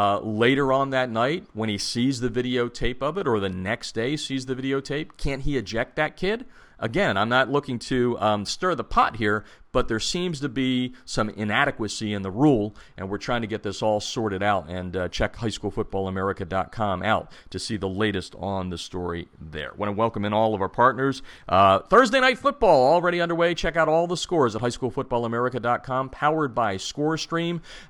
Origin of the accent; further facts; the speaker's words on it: United States; moved away; Western New Jersey, my hometown, back in that area, the Lehigh Valley, Western New Jersey.